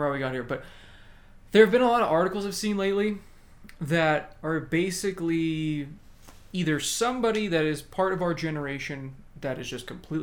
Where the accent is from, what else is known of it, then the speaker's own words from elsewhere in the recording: United States; As Americans.